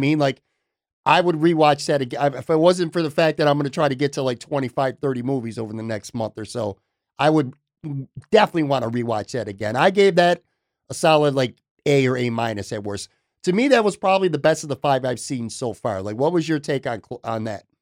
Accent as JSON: {"language": "English", "town": "Buffalo", "region": "New York", "country": "United States", "tie": "born or raised there", "also_born_or_lived": "Florida", "moved": "as an adult", "said": "I'm from Buffalo, born and raised in Buffalo, lived five years, obviously, in Florida, just came back a handful of months ago"}